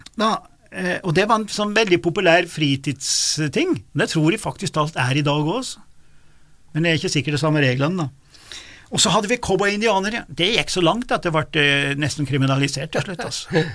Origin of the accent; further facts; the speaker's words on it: Lesja and Dovre, Nord-Gudbrandsdalen, Innlandet, Norway; Lesja og Dovre, der jeg kommer fra